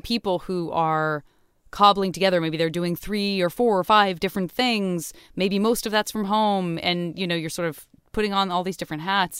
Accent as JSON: {"language": "English", "town": "Tucson", "region": "Arizona", "country": "United States", "tie": "born or raised there", "said": "being a kid in Tucson, also not exposed to any kind of skiing whatsoever or ice skating"}